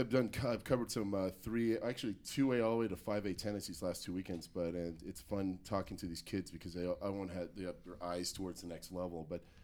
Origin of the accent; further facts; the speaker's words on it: Las Vegas, Nevada, United States; when I was growing up in Vegas, we used to go to the Showboat